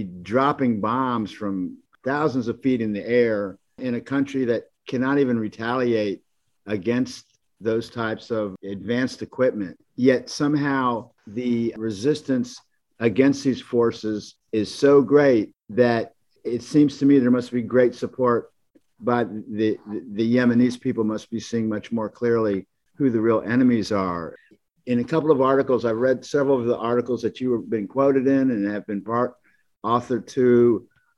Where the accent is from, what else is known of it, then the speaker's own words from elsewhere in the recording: United States; as American citizens